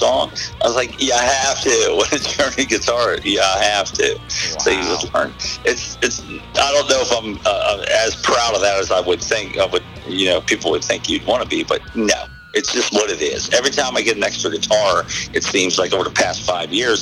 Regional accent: Southern Maryland, United States; also born or lived in Accokeek, Maryland / Waldorf, Maryland / La Plata, Maryland / White Plains, Maryland; I grew up in Southern Maryland

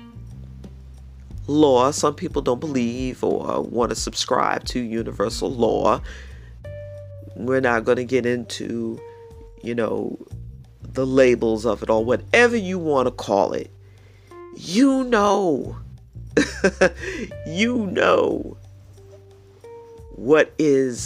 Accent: New York City, New York, United States; now in Tennessee, United States; I was born and raised in the Bronx

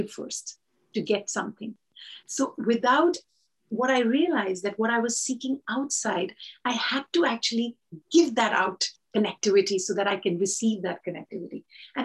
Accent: India; I come from India

